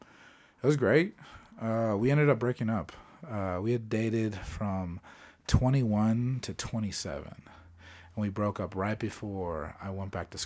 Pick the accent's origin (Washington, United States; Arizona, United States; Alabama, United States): Arizona, United States; Phoenix; now in Denver, United States; I grew up in Phoenix, Arizona.